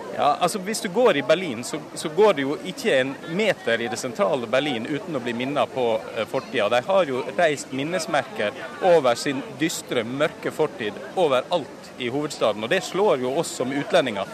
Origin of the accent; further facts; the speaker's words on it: Norway; now in Moscow, Russia; som nordmann